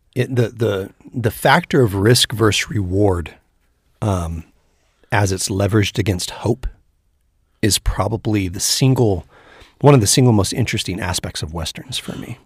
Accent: Northern California, United States; we're both from Northern California originally

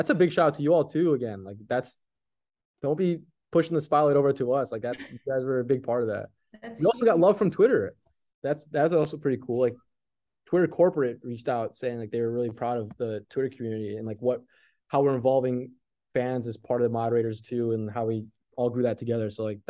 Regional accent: Chicago, Illinois, United States; I was born in Chicago

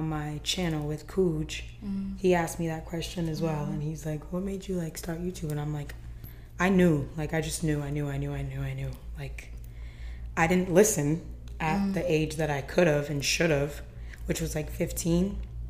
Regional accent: North Providence, Rhode Island, United States; also born or lived in Providence, Rhode Island; I am born and raised in Rhode Island, Providence

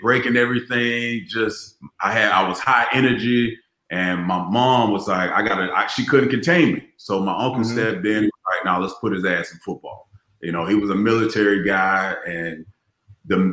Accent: Largo, Florida, United States; accent: Florida; moved away as an adult; also born or lived in Maryland; no one could understand my Florida accent

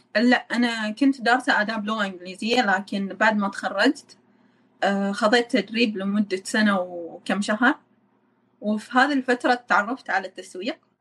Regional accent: Oman; moved away as an adult; now in Busan, South Korea; انا من عمان

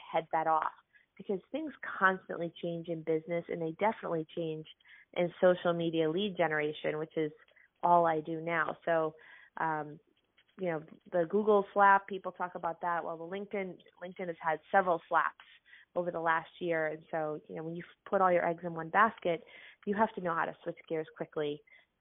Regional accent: Lewiston, Maine, United States; I grew up in Lewiston, Maine

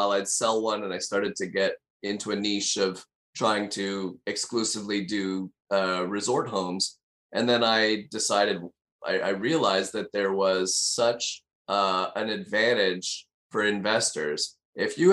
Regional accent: Canada; moved away as an adult; also born or lived in Montreal, Canada; now in Davenport, United States; I'm a Canadian originally, and I was a financial advisor in Montreal, Canada for about 12 years.

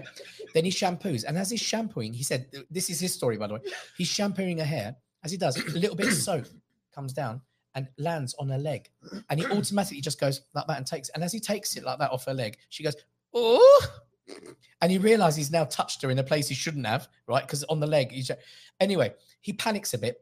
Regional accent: England, United Kingdom; I'm born in England

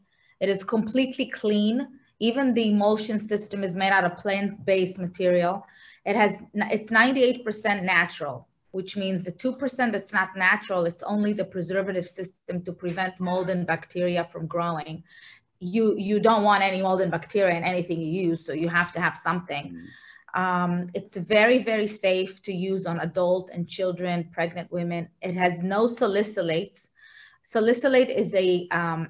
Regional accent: Israel; moved away; I'm originally from Israel

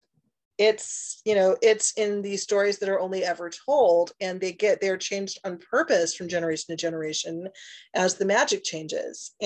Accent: Northwest Indiana, United States; I grew up in a small town in Northwest Indiana

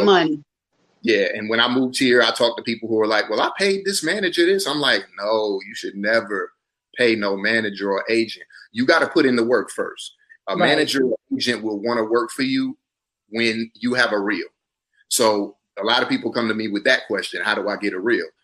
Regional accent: South Carolina, United States; moved away as an adult; also born or lived in Atlanta, Georgia; now in Los Angeles, United States; We're from the same place. We're both from South Carolina.

